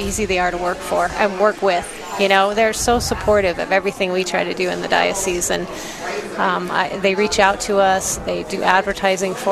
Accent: Laramie, Wyoming, United States; moved away as an adult; also born or lived in Sioux Falls, South Dakota; now in Rapid City, United States; … and I were born and raised in Laramie, Wyoming, so not too far from here, really

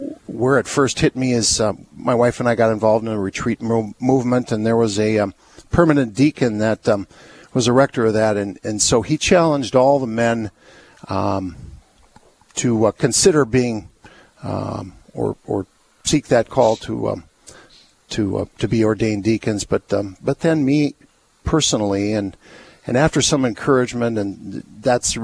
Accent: Duluth, Minnesota, United States; moved away as an adult; also born or lived in Madison, Wisconsin; I was raised right here in Duluth

